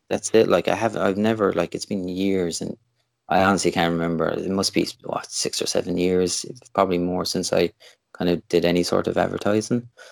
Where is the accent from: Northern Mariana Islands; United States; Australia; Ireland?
Ireland; Limerick, Munster; also born or lived in Canada; I'm from Limerick in, in Ireland, which is kind of o, over kind of West Coast side.